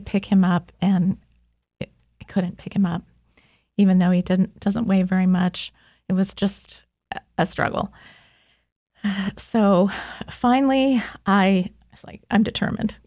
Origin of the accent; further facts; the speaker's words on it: Kansas City, United States; moved away; I'm from Kansas City